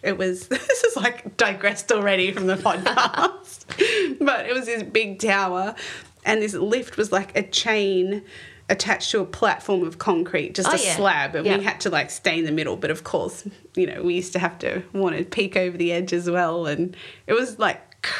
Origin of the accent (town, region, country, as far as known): Central Coast, New South Wales, Australia; born or raised there; also born or lived in Sydney